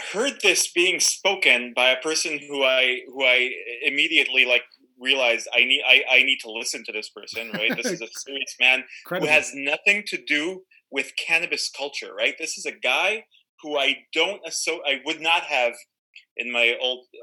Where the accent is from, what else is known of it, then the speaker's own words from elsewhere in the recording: Tel Aviv, Tel Aviv District, Israel; I'm Israeli. I grew up in Tel Aviv.